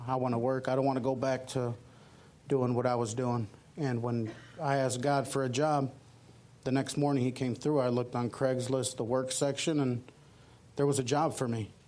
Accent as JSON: {"language": "English", "town": "Chicago", "region": "Illinois", "country": "United States", "tie": "born or raised there", "said": "I grew up in Chicago"}